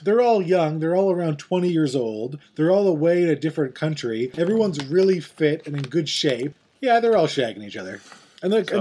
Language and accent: English; Canada; We're Canadian